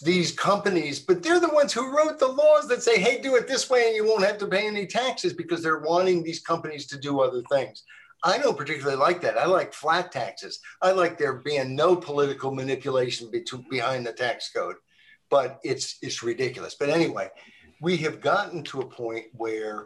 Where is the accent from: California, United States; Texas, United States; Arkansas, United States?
Arkansas, United States; I grew up in Arkansas.